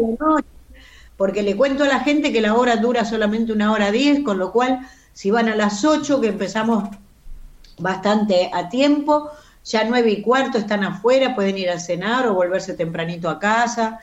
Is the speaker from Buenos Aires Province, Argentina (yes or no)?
yes; Carlos Tejedor, Buenos Aires Province, Argentina; moved away as an adult; Y yo soy nacida y criada en un pueblito donde el cine era lo